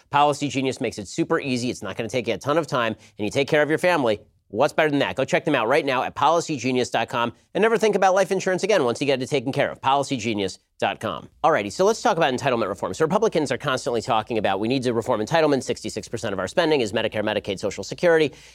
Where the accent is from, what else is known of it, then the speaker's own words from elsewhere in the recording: California, United States; I'm from California